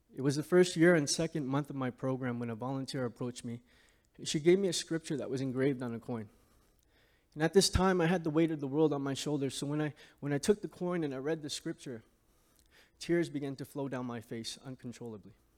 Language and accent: English; Hamilton, Ontario, Canada; I grew up in Hamilton, Ontario, surrounded by housing projects.